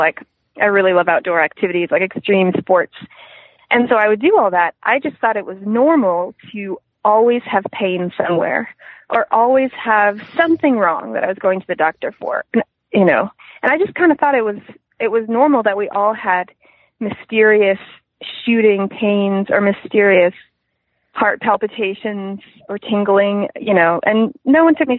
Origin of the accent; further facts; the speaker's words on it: Vermont, United States; I grew up in Vermont